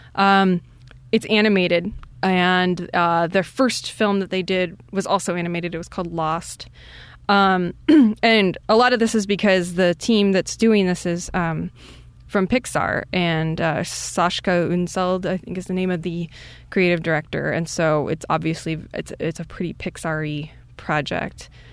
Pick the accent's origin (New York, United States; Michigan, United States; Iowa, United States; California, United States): Iowa, United States; I'm from Iowa